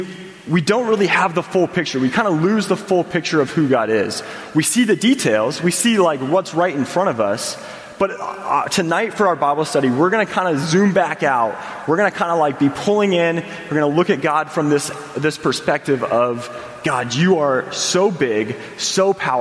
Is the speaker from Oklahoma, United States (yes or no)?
no; Indiana, United States; I grew up in Indiana